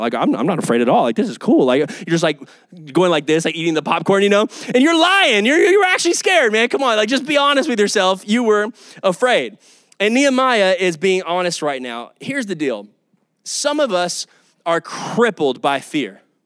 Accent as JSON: {"language": "English", "town": "Kyle", "region": "Texas", "country": "United States", "also_born_or_lived": "Oklahoma", "said": "I'm from Kyle, Texas. I'm from this area, Austin area."}